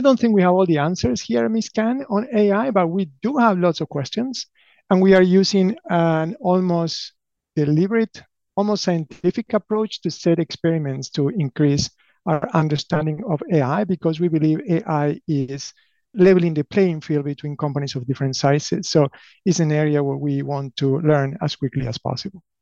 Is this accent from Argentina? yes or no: yes; Argentina; English is a second language; moved away as an adult; also born or lived in Buenos Aires / Patagonia / Durham, North Carolina; now in United States; I grew up in Argentina, alternating between Buenos Aires and the Patagonia of Argentina. I moved to the US uh, more than 25 years ago